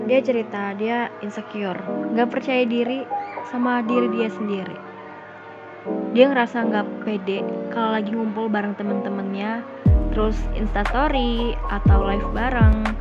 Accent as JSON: {"language": "Indonesian", "region": "Java", "country": "Indonesia", "said": "Terus kalau kita ngelewatin tetangga, otomatis kita harus menyapa dong sebagai orang Jawa yang baik."}